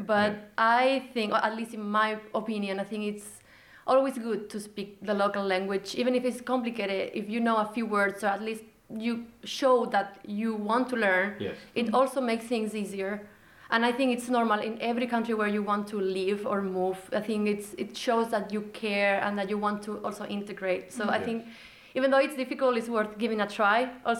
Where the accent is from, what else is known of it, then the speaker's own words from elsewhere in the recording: Andalusia, Spain; moved away as an adult; now in Iceland; I'm from Spain, from the south of Spain, beautiful Andalusia. And I came here in 2019 because I got a job, so I had to relocate. And since then I have been living in Iceland.